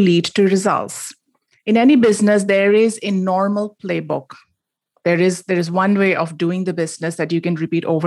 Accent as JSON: {"language": "English", "town": "Mumbai", "region": "Maharashtra", "country": "India", "tie": "born or raised there", "moved": "as an adult", "lives_now": "United States", "said": "I grew up in Bombay. It's now called Mumbai. And I moved to the United States for a grad degree in computer science, and I stayed on"}